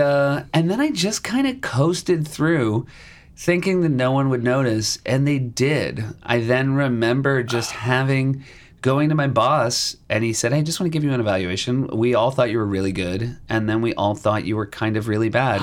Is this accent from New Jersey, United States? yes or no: no; New Hampshire, United States; also born or lived in Chicago, Illinois / Michigan; born in uh, Chicago and uh, worked our way around a little bit, but mostly I would say I grew up in New Hampshire